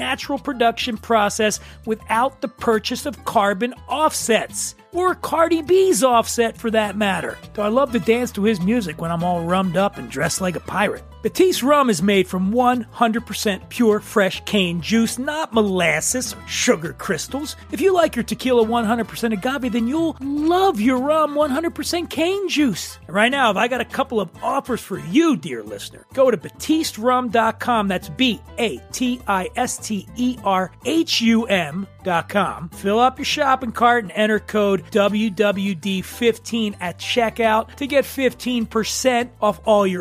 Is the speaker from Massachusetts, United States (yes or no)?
no; Philadelphia, Pennsylvania, United States; now in Venice Beach, United States; I'm from Philadelphia